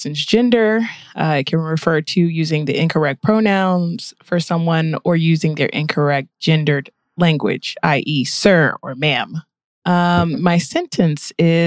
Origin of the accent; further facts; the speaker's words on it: Virginia, United States; we grew up in Virginia and in military areas.